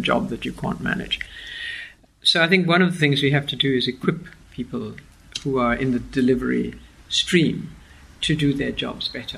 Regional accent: Argentina; now in Cape Town, South Africa; I was born in Argentina

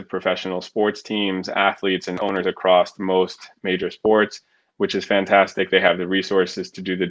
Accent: New York City, New York, United States; I grew up in the South Bronx

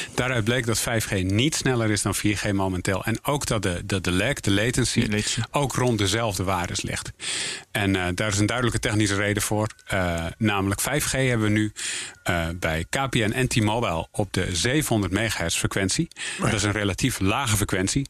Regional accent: North Holland, Netherlands; ik ben Noord-Hollander

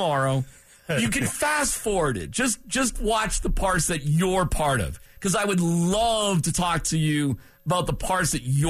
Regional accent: Massachusetts, United States; moved away; also born or lived in Buffalo, New York; I'm from Massachusetts, and I was when I was a kid. But I lived in Buffalo.

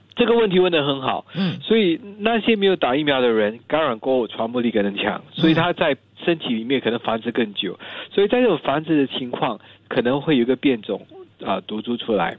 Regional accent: Singapore; 我们新加坡人

